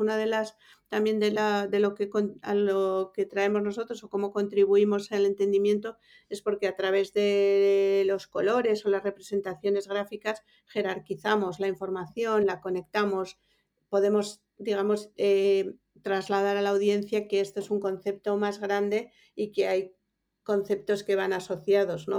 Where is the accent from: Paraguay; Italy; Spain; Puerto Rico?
Spain; Bilbao, Basque Country; moved away as an adult; also born or lived in Mallorca / New York; now in Madrid, Spain; yo soy de Bilbao